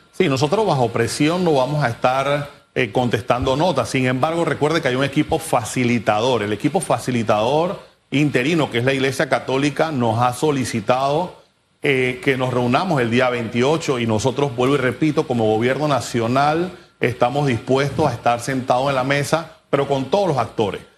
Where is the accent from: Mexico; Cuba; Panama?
Panama; todos como panameños debemos asumir esa responsabilidad